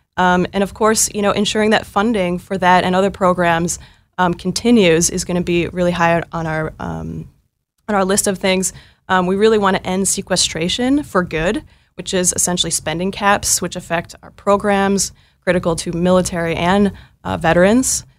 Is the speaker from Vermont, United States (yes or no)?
no; Northfield, Minnesota, United States; I'm originally from Northfield, Minnesota, uh, small town Minnesota of only fifteen thousand people